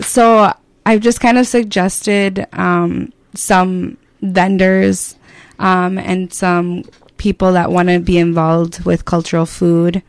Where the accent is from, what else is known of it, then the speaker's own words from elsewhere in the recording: Faribault, Minnesota, United States; I grew up in Faribault